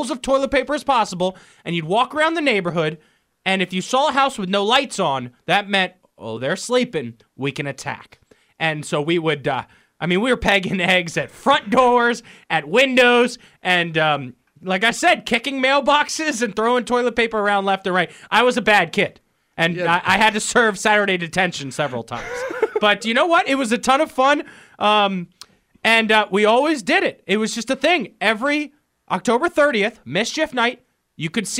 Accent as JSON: {"language": "English", "town": "Fairfax Station", "region": "Virginia", "country": "United States", "tie": "born or raised there", "lives_now": "Richmond, United States", "said": "in Barrington, where I grew up in Fairfax Station"}